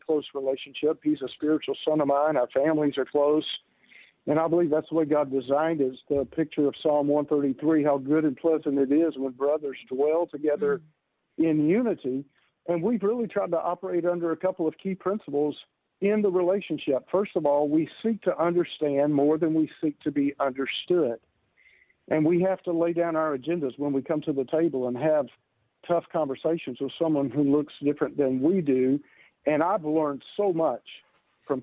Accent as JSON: {"language": "English", "region": "Georgia", "country": "United States", "tie": "born or raised there", "said": "I was born and raised in the Deep South down in Georgia"}